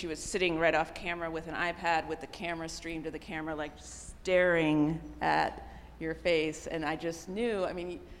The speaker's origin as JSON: {"language": "English", "region": "Midwest", "country": "United States", "said": "I'm a girl from the Midwest."}